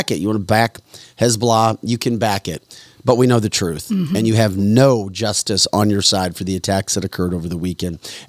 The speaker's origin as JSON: {"language": "English", "country": "United States", "said": "I'm embarrassed as an American"}